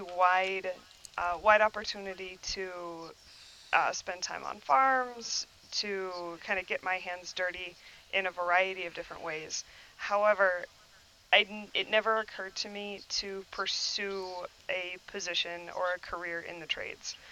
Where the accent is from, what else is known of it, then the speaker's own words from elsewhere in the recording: New Glarus, Wisconsin, United States; I was raised here in Wisconsin in New Glarus